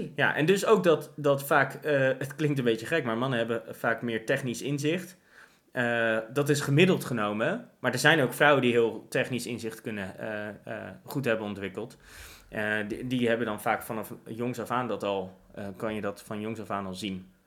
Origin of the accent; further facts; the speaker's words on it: Netherlands; ik ben een Nederlander